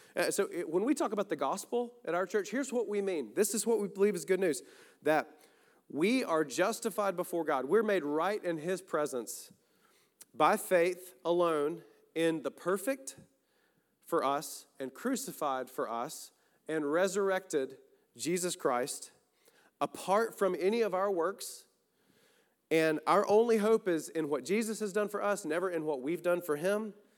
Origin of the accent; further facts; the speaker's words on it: the South, United States; We have our own versions in the South